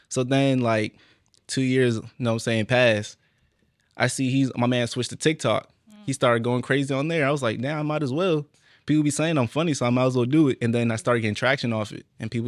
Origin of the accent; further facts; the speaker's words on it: Mali; Oh me, I'm from Mali. You know we a rare breed. You never met a Malian before.